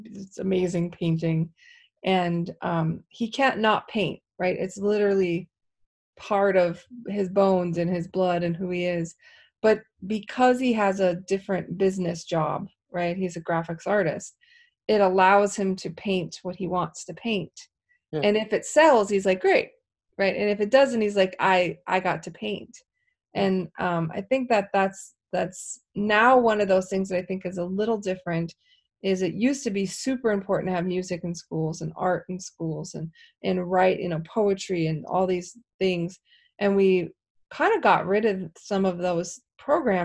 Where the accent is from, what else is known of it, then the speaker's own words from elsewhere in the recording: Midwest, United States; I'm from the Midwest, so that's a little different for us.